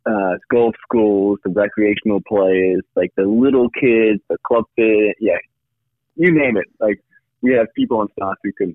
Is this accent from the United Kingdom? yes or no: yes; United Kingdom; now in United States; I grew up just outside London, so I'm a UK citizen originally